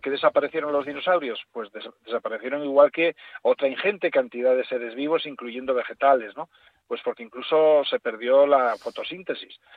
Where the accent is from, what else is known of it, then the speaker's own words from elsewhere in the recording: Asturias, Spain; yo por asturiano